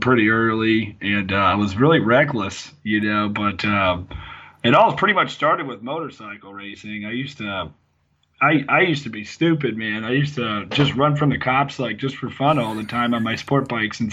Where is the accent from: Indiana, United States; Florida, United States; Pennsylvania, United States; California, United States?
Florida, United States; moved away as an adult; now in Garrettsville, United States; I'm from Florida and I'm out of a union hall in Florida, but right now I'm currently in Garrettsville, Ohio